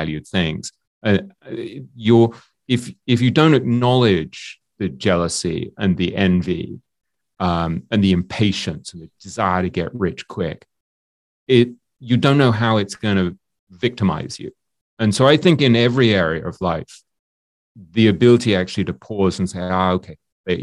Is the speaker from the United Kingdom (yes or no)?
yes; England, United Kingdom; I'm English